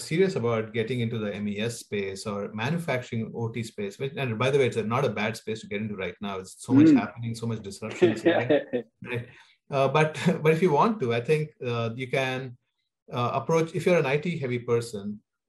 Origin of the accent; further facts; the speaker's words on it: India; moved away as an adult; born and raised in India, and I spent there about 20 years of my life